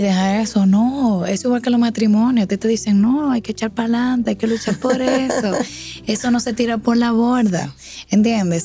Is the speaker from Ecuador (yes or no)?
no; San Francisco de Macorís, Duarte, Dominican Republic; moved away as an adult; now in Santo Domingo, Dominican Republic; soy de San Francisco de Macorís, tierra de gigantes y tierra del cacao.